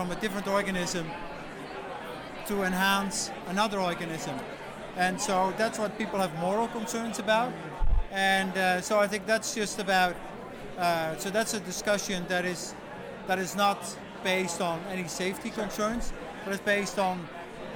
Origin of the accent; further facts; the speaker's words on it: Netherlands; now in Canada; I'm from the Netherlands